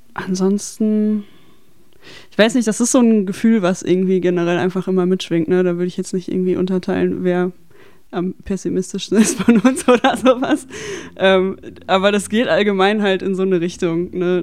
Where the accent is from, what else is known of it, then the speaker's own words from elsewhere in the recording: Dortmund, North Rhine-Westphalia, Germany; ich komme aus Dortmund und ich bin so im Umkreis Dortmund-Schwerte sozialisiert.